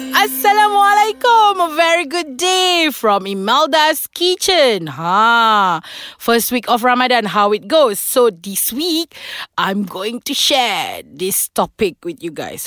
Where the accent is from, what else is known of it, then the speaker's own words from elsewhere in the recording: Sarawak, Malaysia; I'm from Sarawak